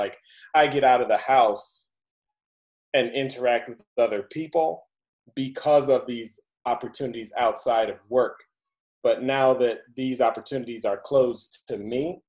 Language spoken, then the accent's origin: English; Chicago, Illinois, United States; also born or lived in California; now in Pflugerville, United States; I'm from Chicago